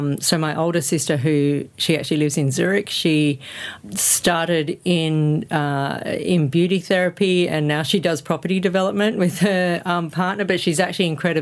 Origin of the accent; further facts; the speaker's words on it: Sydney, New South Wales, Australia; I was born in Sydney quite a while ago now, but I came from a family of five kids.